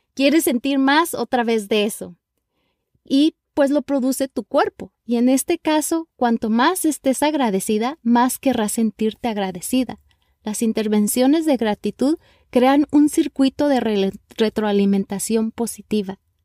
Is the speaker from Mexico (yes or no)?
yes; Mexico; now in Los Angeles, United States; Soy una mexicana viviendo en la ciudad de Los Ángeles, California